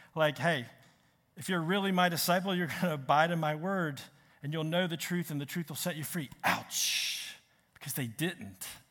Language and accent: English; Richmond, Virginia, United States; moved away; I'm from Richmond